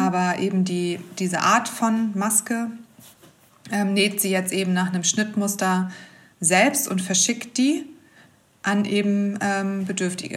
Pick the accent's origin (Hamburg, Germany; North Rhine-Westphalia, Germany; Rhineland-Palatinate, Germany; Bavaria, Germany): Hamburg, Germany; ich komme ja aus Hamburg